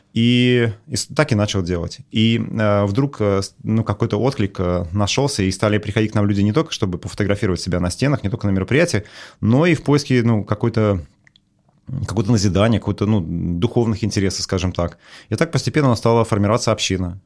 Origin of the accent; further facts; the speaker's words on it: Russia; я вырос в Советском Союзе